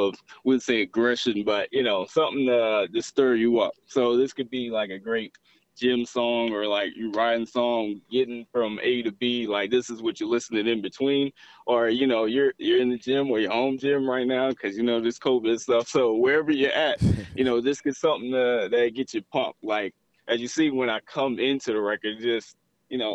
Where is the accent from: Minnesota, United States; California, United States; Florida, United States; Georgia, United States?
Georgia, United States; Atlanta; I'm from Atlanta.